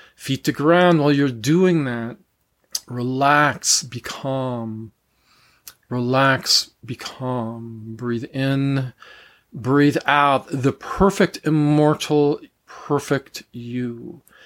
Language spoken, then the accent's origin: English; United States; I'm from the United States, so I was raised in a Christian church